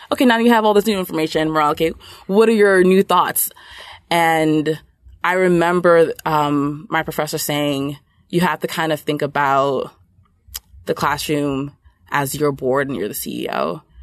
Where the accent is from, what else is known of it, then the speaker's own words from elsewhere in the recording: New York City, New York, United States; I grew up in Brooklyn, New York, um, but my parents are originally from Nigeria